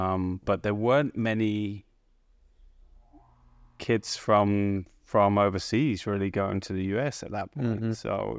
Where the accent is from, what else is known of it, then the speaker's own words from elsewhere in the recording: England, United Kingdom; now in United States; Growing up in England, we're pretty oblivious to what was going on over here in terms of college golf.